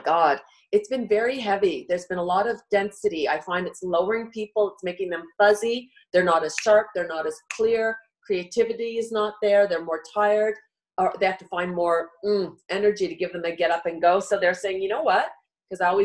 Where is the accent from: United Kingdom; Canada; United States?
Canada; we're Canadian